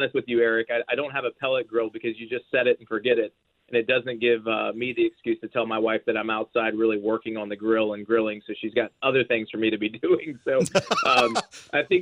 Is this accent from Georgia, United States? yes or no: yes; Georgia, United States; now in Nashville, United States; Nashville is home for me now. I grew up in Georgia